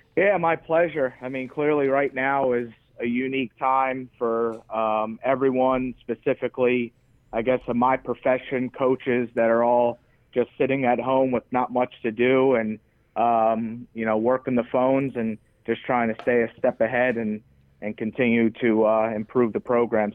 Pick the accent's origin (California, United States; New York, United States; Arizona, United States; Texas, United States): New York, United States; moved away; also born or lived in Nebraska; friends of mine in New York that I grew up